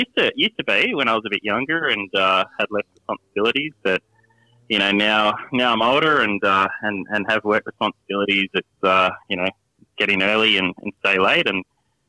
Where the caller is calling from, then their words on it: New South Wales, Australia; I am calling from Western Sydney.